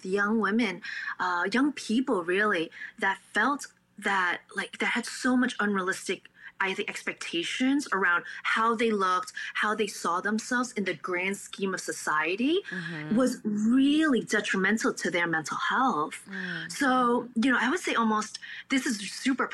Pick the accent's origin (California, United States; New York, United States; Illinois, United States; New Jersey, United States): New York, United States; New York City; first language Cantonese; also born or lived in Staten Island / Buffalo; I'm born and raised in Brooklyn